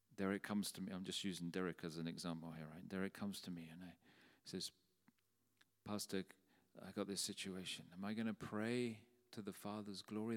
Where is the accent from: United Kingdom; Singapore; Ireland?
United Kingdom; London; When I was a young boy in the church where we grew up in South London